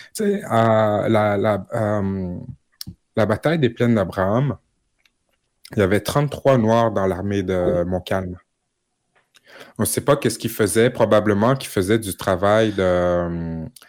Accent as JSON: {"language": "French", "region": "Quebec", "country": "Canada", "said": "en tant que Québécois, en tant que Canadien"}